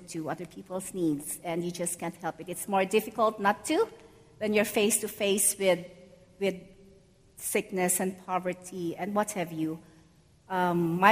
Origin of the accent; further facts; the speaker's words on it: Philippines; moved away as an adult; now in New York City, United States; I grew up in the Philippines, and I came to New York City in 2012